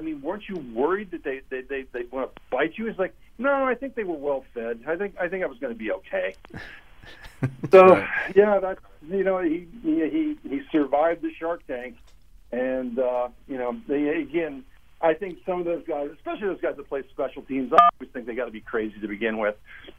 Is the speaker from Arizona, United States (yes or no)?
no; Ohio, United States; when I grew up in Ohio, met my wife in Pittsburgh, and I had never heard of the term Italian beef.